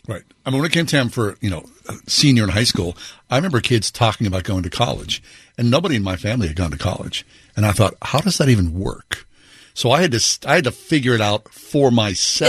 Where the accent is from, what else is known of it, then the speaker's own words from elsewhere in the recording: Swissvale, Pennsylvania, United States; I grew up in Swissvale